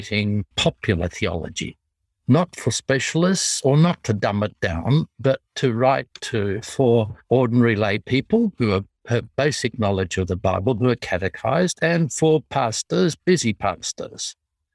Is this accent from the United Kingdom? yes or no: no; Australia; accent: Australian English; I apologize for my accent. I speak in tongues.